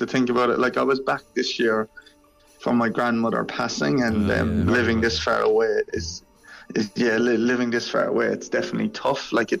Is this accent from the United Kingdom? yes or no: no; Ireland; moved away as an adult; I'm still Irish, even though I'm living all the way over here.